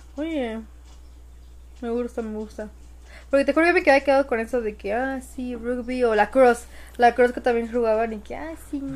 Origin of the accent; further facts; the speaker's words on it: Mexico; los mexicanos somos